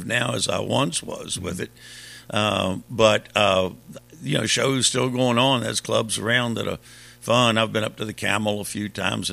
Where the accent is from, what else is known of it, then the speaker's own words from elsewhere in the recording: Richmond, Virginia, United States; I was born and raised in Richmond